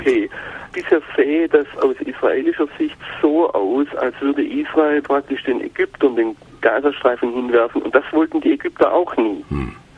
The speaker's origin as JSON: {"language": "German", "country": "Germany", "said": "als Deutsche"}